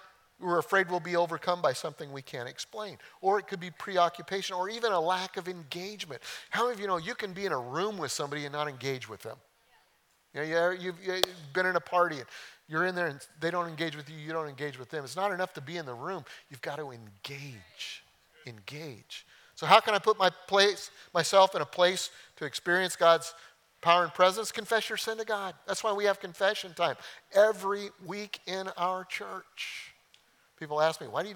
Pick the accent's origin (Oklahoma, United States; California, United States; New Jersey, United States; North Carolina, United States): Oklahoma, United States; I'm from Oklahoma